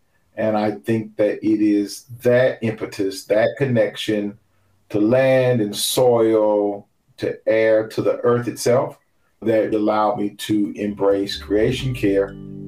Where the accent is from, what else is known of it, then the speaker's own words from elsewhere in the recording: Oakland, California, United States; even though I grew up in Oakland, California, that my family is originally from Hollywood.